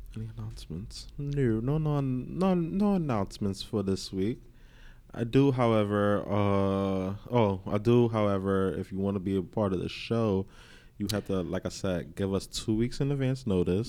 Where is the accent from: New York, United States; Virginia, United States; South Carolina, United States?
New York, United States; New York City; we come from Queens